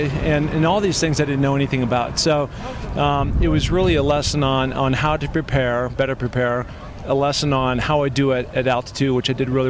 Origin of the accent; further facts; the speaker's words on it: Seattle, Washington, United States; moved away as an adult; now in Los Angeles, United States; I grew up in Seattle, Washington, very mountainous community